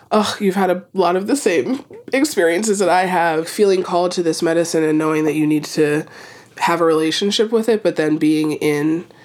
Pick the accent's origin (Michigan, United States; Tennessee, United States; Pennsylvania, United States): Pennsylvania, United States; Philadelphia; born in Philadelphia and I was born to a, uh, one parent that uh, was from Jamaica